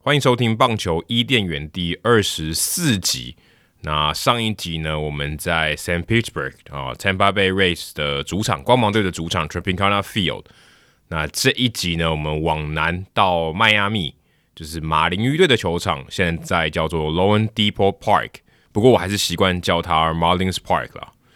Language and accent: Chinese; Taiwan; 我是从台湾来的